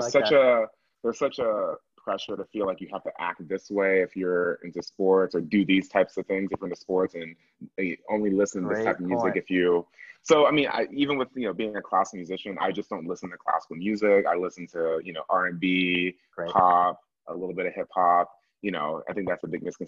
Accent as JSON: {"language": "English", "town": "Atlanta", "region": "Georgia", "country": "United States", "tie": "born or raised there", "said": "I'm from Atlanta originally. I was the youngest person to be in the Atlanta Symphony Youth Orchestra"}